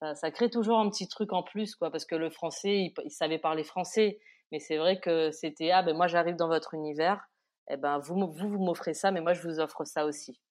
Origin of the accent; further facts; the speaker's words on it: Réunion; La culture réunionnaise m'a beaucoup aidé